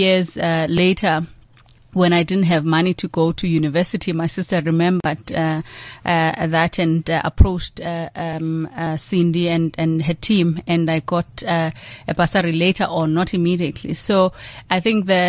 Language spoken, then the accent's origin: English; Mthatha, Eastern Cape, South Africa; I come from the Eastern Cape, born and bred in Mthatha.